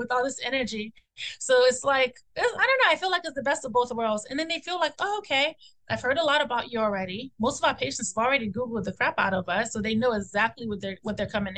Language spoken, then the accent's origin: English; Nigeria; we're Nigerian